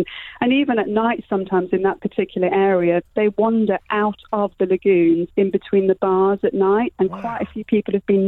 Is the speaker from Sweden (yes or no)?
no; Zululand, KwaZulu-Natal, South Africa; I grew up in Zululand in South Africa